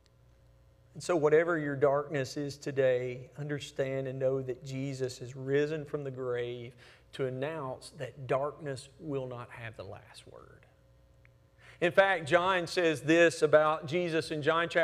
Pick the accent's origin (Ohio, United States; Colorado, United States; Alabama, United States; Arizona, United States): Alabama, United States; Hamilton; when I was little growing up in Hamilton, Alabama.